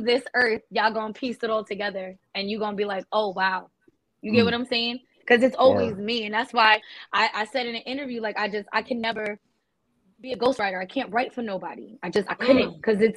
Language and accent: English; New Jersey, United States; accent: Jersey New York; we're from Jersey. We have an accent.